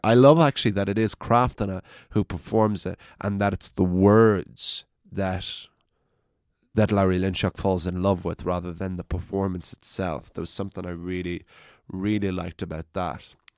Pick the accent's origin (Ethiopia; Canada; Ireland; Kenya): Ireland; County Wicklow, Leinster; I'm from County Wicklow